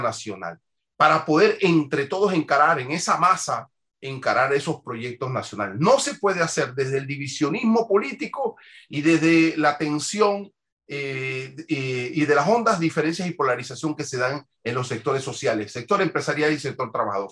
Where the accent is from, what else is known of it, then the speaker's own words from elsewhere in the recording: Panama; todos somos panameños.